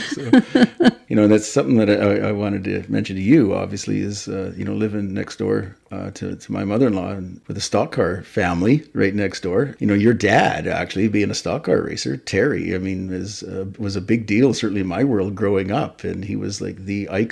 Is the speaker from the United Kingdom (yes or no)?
no; Powell River, British Columbia, Canada; also born or lived in Tasmania, Australia; I was born and raised in Powell River